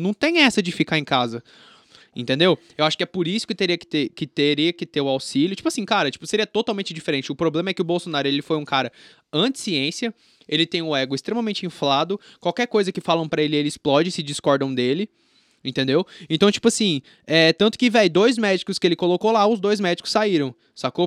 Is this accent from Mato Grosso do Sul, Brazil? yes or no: yes; Campo Grande, Mato Grosso do Sul, Brazil; now in Brasília, Brazil; eu sou de Campo Grande, Mato Grosso do Sul